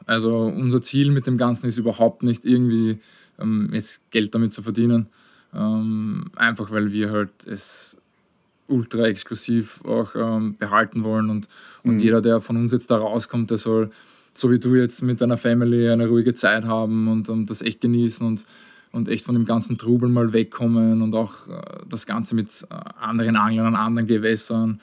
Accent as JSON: {"language": "German", "country": "Austria", "tie": "born or raised there", "said": "ich bin auch außerhalb von Wien aufgewachsen."}